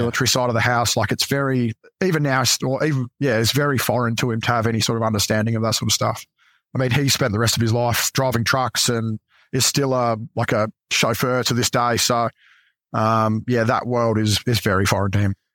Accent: Adelaide, South Australia, Australia; moved away as an adult; I grew up in Adelaide

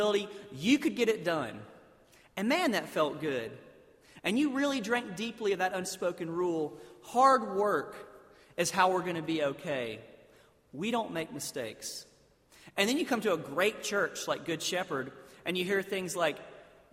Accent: South Alabama, United States; I grew up in South Alabama, basically in a town where they had drained a swamp and put a bunch of buildings there

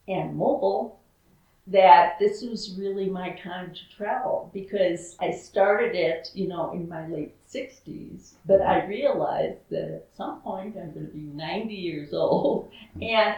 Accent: United States; also born or lived in Duluth, Minnesota / Vero Beach, Florida; I'm from the United States.

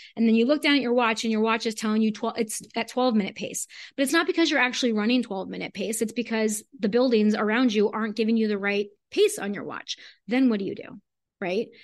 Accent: South Florida, United States; I'm from South Florida

